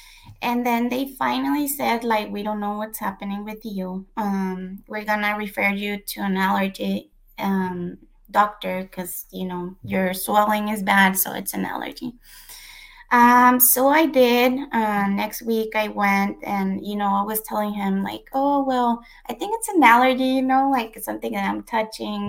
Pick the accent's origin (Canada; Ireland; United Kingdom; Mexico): Mexico; moved away as an adult; now in United States; I was born in the U.S., but I was raised in Mexico